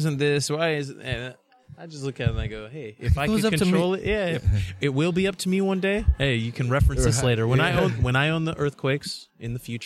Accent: Bakersfield, California, United States; Bakersfield, originally. California.

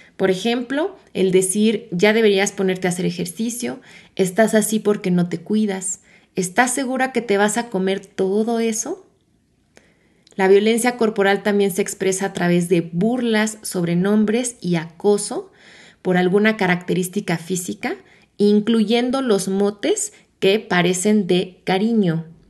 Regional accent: Mexico; mi país México

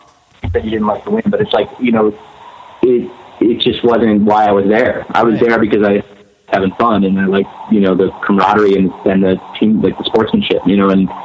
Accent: Pennsylvania, United States; And I grew up right outside of Philadelphia, so like every single night there was something going on.

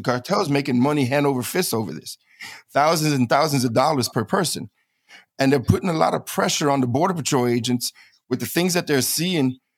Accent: New York City, New York, United States; moved away as an adult; also born or lived in Florida / Eagle Pass, Texas; now in San Antonio, United States; I grew up in New York City.

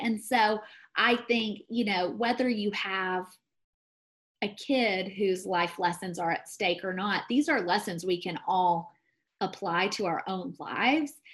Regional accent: the South, United States; moved away as an adult; now in Colorado, United States; I'm from the South. I know how to be polite. I know how to be an ideal Christian Southern woman

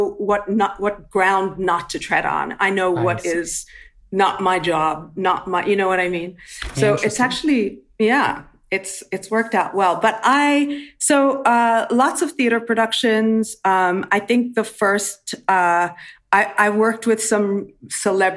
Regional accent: South Africa; moved away as an adult; also born or lived in New York; I grew up and trained in South Africa

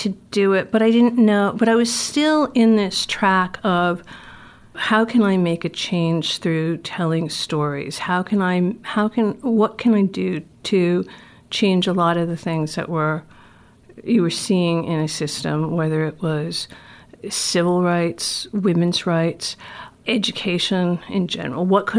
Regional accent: Providence, Rhode Island, United States; Growing up in Providence.

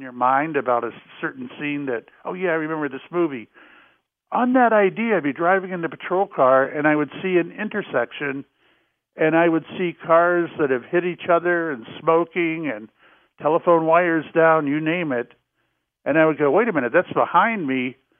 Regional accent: Jacksonville, Florida, United States; moved away; also born or lived in Salem, Massachusetts; I grew up in Jacksonville, Florida

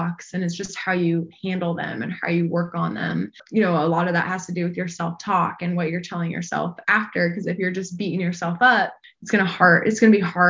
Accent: Arizona, United States; moved away as an adult; I'm from Arizona.

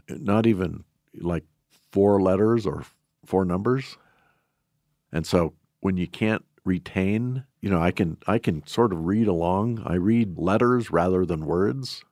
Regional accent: Shelby, Montana, United States; I was born and raised in Shelby

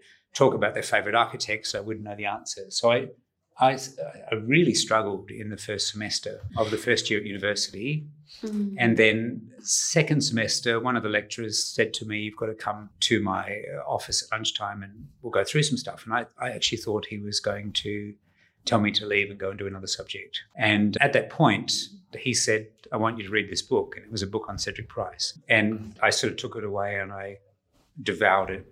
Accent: country Western Australia, Australia; also born or lived in New Zealand; moved to Western Australia when I was 2 years old. And so I grew up in the country in WA.

